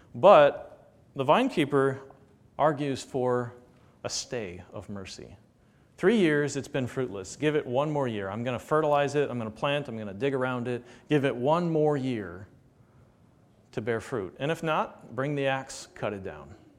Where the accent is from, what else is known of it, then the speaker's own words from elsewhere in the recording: United States; American Christians